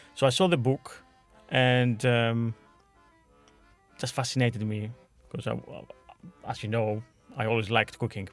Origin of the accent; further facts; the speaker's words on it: Veria, Central Macedonia, Greece; moved away; my hometown in Veria, in Greece.